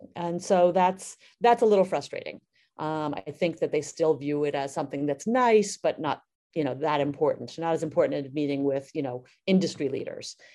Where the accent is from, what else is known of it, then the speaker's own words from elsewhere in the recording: New York City, New York, United States; I grew up in Brooklyn, and I trained as a dancer